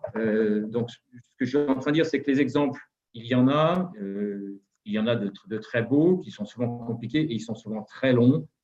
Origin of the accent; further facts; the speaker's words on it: Saint-Étienne, Auvergne-Rhône-Alpes, France; je suis stéphanois, donc à Saint-Étienne